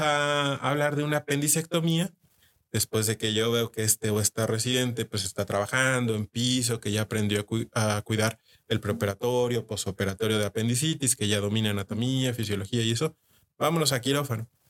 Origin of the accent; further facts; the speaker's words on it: Mexico; uno como mexicano